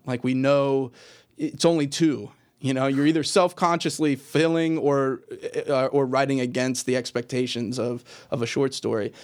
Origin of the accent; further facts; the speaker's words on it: Richmond, Virginia, United States; I grew up in Richmond, Virginia, in kind of a southern inflected, you know, h, house and place